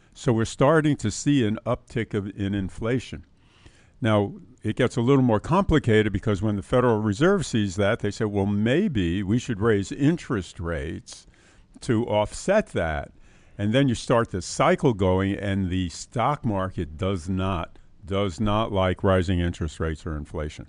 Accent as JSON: {"language": "English", "town": "New York City", "region": "New York", "country": "United States", "tie": "born or raised there", "also_born_or_lived": "Queens, New York City", "said": "I grew up in uh, New York City in the South Bronx"}